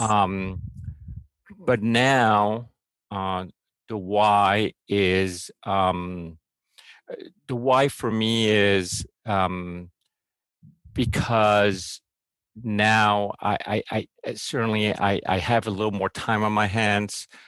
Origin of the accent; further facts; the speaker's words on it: Mexico; I grew up in Mexico